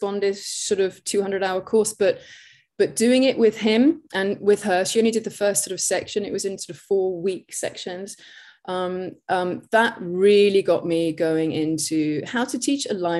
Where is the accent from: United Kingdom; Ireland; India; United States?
United Kingdom; England; also born or lived in Australia / Hong Kong; you can obviously hear from my accent where I'm from. I'm from England